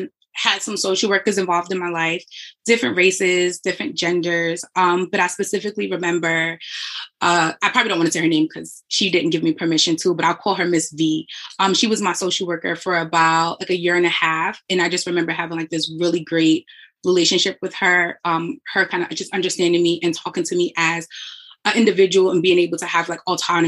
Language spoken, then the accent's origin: English; New York City, New York, United States; I grew up in the South Bronx